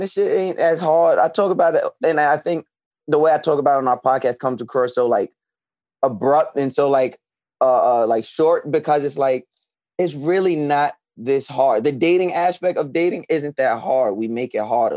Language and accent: English; Long Island, New York, United States; now in Brooklyn, United States; I was born and raised on Long Island, but I currently reside in Brooklyn